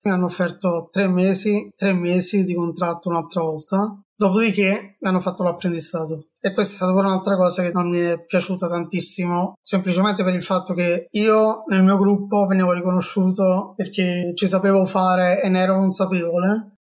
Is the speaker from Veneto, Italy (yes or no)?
no; Naples, Campania, Italy; moved away as an adult; now in Milan, Italy; tornare a Napoli, per tornare a casa dei miei amici, della mia famiglia, nella mia terra